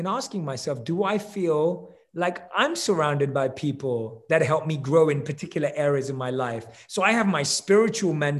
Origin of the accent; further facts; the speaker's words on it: London, United Kingdom; moved away as an adult; now in Los Angeles, United States; With me and my wife, we both are born and raised in London. We currently live in LA.